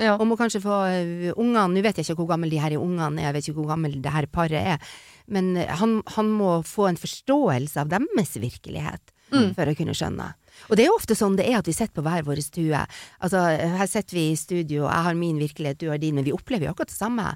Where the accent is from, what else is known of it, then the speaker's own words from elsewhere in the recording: Northern Norway, Norway; er nordlending